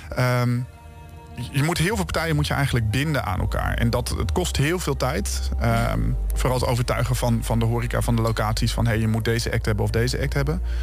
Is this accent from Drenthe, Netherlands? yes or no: yes; Emmen, Drenthe, Netherlands; Emma, mijn thuisstad